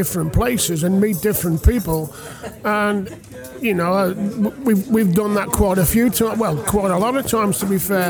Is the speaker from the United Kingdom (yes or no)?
yes; West Bromwich, West Midlands, United Kingdom; I was born in West Brom